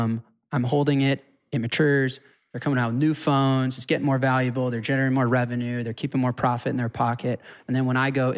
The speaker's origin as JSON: {"language": "English", "country": "United States", "said": "I'm American."}